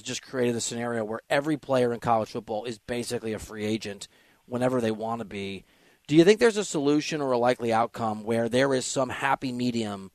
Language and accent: English; Iowa, United States; I'm from Iowa